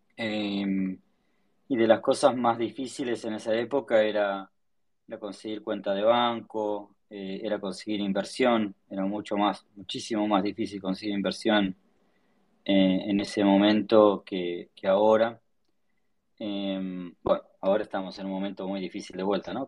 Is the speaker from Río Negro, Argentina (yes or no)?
yes; Choele Choel, Río Negro, Argentina; yo soy del sur, soy, de la Patagonia, me crié en un pueblito que se llama Choel, el Río Negro